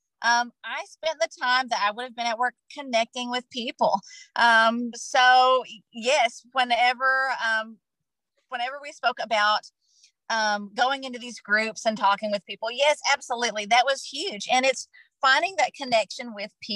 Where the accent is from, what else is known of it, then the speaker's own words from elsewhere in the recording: Kentucky, United States; moved away as an adult; also born or lived in Tennessee; moving back to where I grew up in Kentucky with my daughter